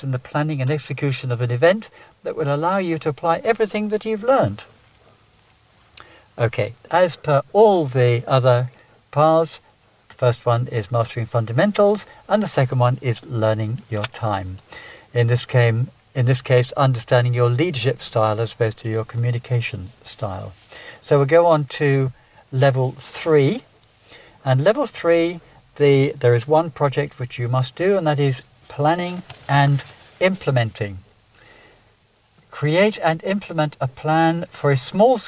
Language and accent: English; England, United Kingdom; now in Ireland; I can't help being English